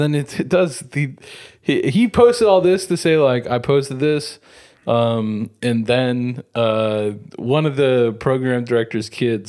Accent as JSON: {"language": "English", "town": "Chicago", "region": "Illinois", "country": "United States", "tie": "born or raised there", "moved": "yes", "said": "I was born in Chicago."}